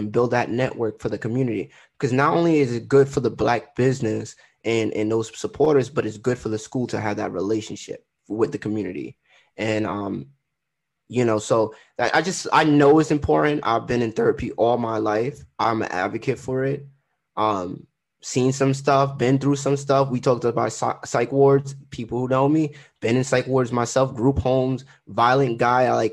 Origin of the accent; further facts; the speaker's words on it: Trinidad & Tobago; I'm Trinidadian